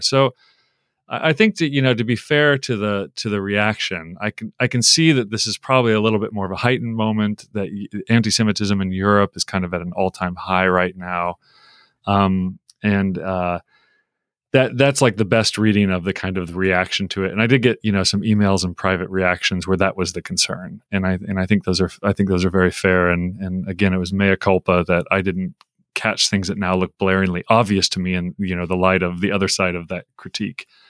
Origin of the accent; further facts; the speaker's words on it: United States; I grew up in America. I've been here forty-seven years, um, for most of my forty-seven years